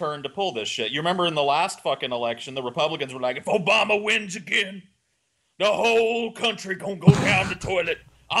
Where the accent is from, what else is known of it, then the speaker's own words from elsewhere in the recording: Madera, California, United States; in Madera, California, where I was born and raised.